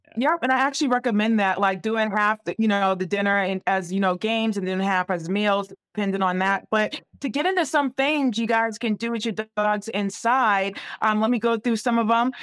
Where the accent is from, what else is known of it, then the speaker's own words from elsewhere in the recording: New England, United States; I'm from the New England area.